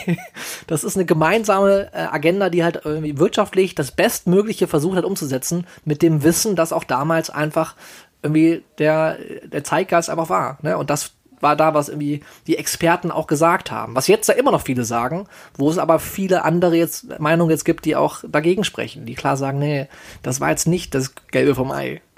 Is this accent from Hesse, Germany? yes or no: no; Solingen, North Rhine-Westphalia, Germany; aus meiner Heimatstadt